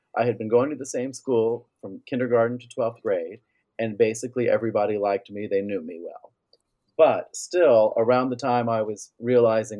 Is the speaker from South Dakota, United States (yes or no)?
no; Tavares, Florida, United States; also born or lived in Orlando, Florida; growing up in Lake County